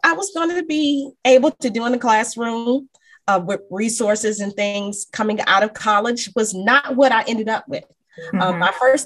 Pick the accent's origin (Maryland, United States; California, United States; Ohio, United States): Maryland, United States; Prince George's County; also born or lived in Washington, D.C. / Baltimore; I'm originally from Maryland. I was born in DC and moved to the suburbs of Maryland. I am a product of Prince George's County Public Schools